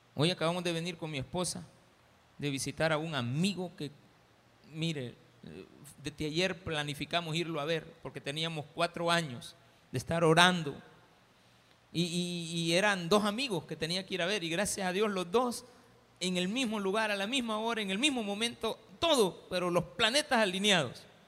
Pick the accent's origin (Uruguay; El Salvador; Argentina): El Salvador